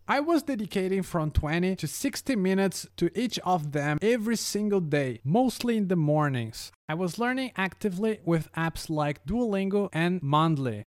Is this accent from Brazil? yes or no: yes; Brazil; first language Brazilian Portuguese; English is a second language; now in Warsaw, Poland; my mother tongue is Brazilian Portuguese